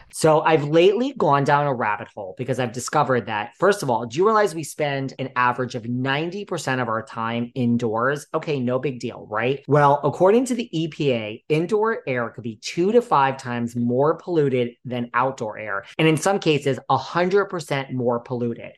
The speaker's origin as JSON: {"language": "English", "region": "New York", "country": "United States", "said": "I'm a New Yorker"}